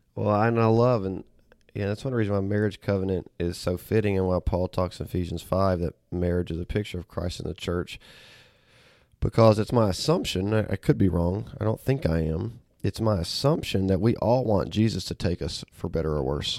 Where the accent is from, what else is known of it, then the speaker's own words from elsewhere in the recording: Auburn, Alabama, United States; now in Memphis, United States; I was born and raised in Auburn, Alabama